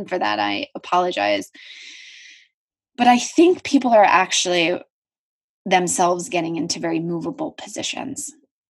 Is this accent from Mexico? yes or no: no; Philadelphia, Pennsylvania, United States; I grew up in Philadelphia and I'm an Eagles fan